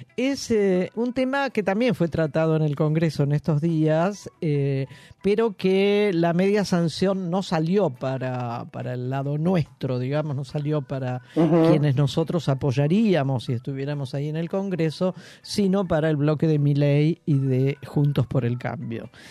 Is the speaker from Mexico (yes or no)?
no; Buenos Aires, Argentina; yo soy porteña de pura cepa. Nací, viví toda mi vida en esta querida ciudad de Buenos Aires